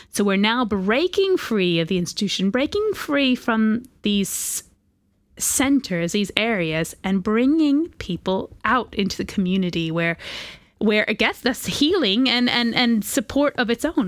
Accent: United States; moved away; I'm from America

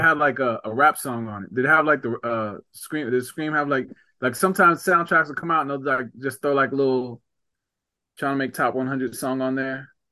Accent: New Jersey, United States; moved away; I'm from New Jersey

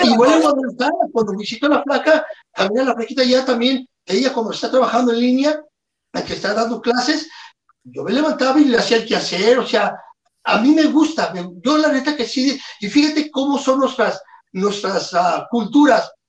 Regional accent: Mexico; Yo soy bien

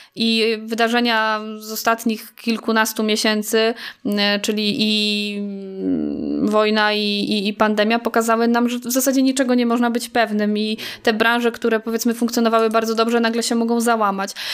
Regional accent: Staszów, Świętokrzyskie Voivodeship, Poland; przyjechałam stąd, y, czyli ze Staszowa

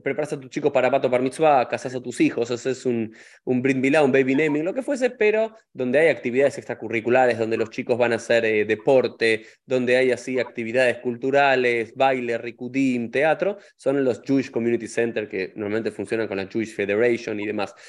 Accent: Argentina; nosotros dos que somos argentinos

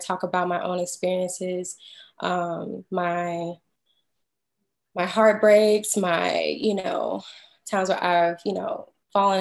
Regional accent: Houston, Texas, United States; also born or lived in Boston, Massachusetts / New York; now in Atlanta, United States; I'm originally from Houston, Texas

